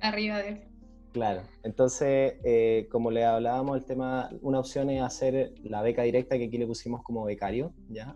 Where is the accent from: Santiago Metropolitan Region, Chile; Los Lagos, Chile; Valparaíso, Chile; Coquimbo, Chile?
Valparaíso, Chile; Viña del Mar; now in Arica, Chile; yo soy de Viña